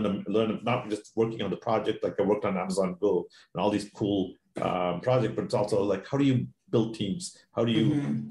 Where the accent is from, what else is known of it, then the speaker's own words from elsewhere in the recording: Maine, United States; moved away as an adult; also born or lived in Seattle; I grew up in Maine.